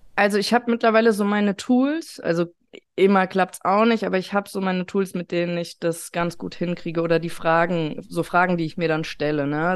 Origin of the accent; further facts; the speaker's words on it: Taunus, Hesse, Germany; Ich bin aus dem Taunus und ich wohne auch noch hier. Äh, mich hat es nicht so weit rausgetrieben.